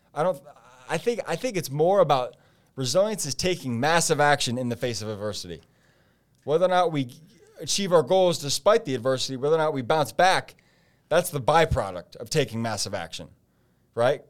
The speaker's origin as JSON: {"language": "English", "town": "Fort Wayne", "region": "Indiana", "country": "United States", "tie": "born or raised there", "also_born_or_lived": "Michigan", "said": "my hometown of Fort Wayne"}